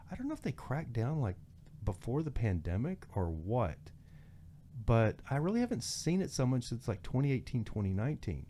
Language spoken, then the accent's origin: English; near Denver City, Texas, United States; also born or lived in Joshua Tree, California / Long Beach, California; now in Los Angeles, United States; growing up in Texas